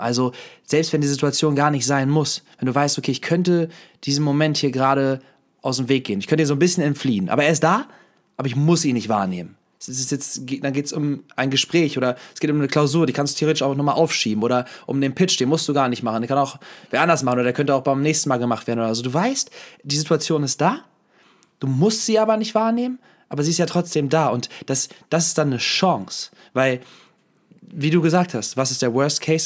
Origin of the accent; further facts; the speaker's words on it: Hanover, Lower Saxony, Germany; moved away; vorher habe ich ja noch in Hannover gelebt, oder jetzt, wenn ich zu Besuch bin, gehen wir am Benter Berg, das ist also ein Berg in der Nähe, wo, wo ich aufgewachsen bin